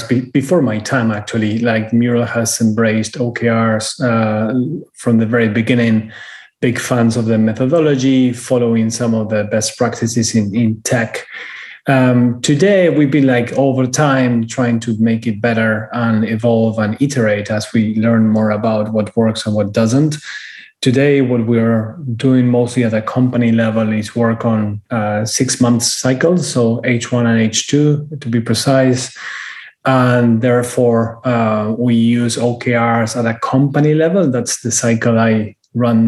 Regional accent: Argentina; moved away as an adult; also born or lived in United Kingdom; now in Miami, United States; born and raised in Argentina, moved to Europe when I was 30, lived in the UK for 10 years.

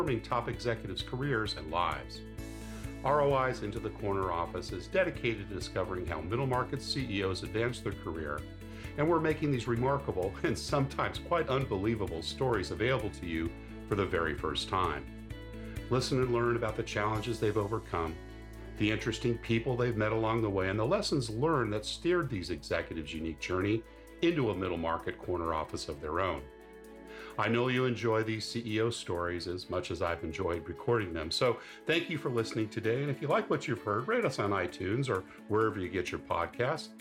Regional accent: California, United States; also born or lived in Manhattan, United States; now in New York City, United States; I was born and grew up in California

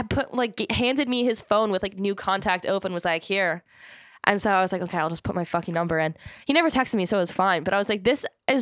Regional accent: Maryland, United States; also born or lived in Philadelphia; Well, we're from Maryland, don't we?

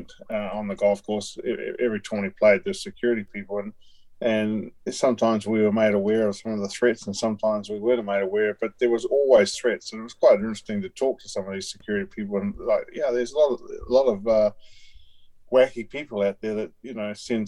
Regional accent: Wellington, New Zealand; It's my hometown where I grew up

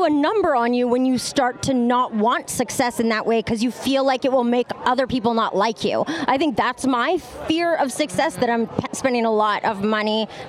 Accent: Canada; I'm from Canada

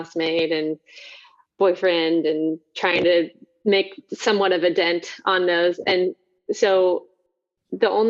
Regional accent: Happy Valley, Oregon, United States; I grew up in the Pacific Northwest in Happy Valley, Clackamas, Portland area my whole life.

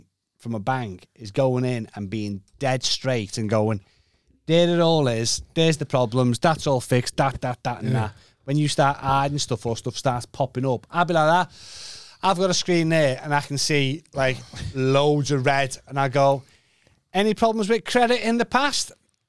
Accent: Kirkby, North West England, United Kingdom

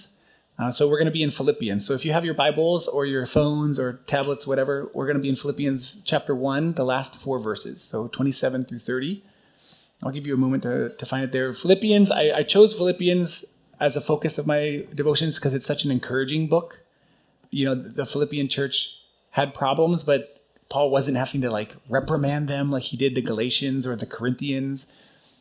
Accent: United States; now in Burundi; being an American citizen

